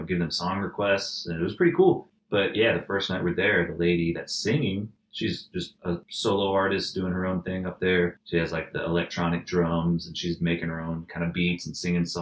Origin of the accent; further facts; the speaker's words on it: Atlanta, Georgia, United States; We're from Atlanta.